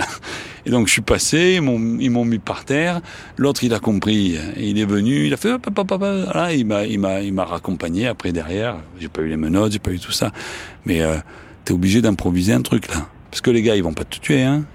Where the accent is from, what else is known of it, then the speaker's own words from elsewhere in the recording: Marseille, Provence-Alpes-Côte d'Azur, France; accent: Marseillais; j'ai un accent marseillais